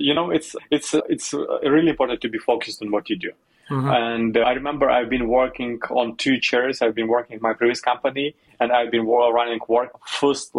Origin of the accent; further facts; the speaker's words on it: Western Ukraine, Ukraine; moved away as an adult; also born or lived in Kyiv, Ukraine; I'm originally from the western part of Ukraine, that is close to Slovakia and Hungary, the countries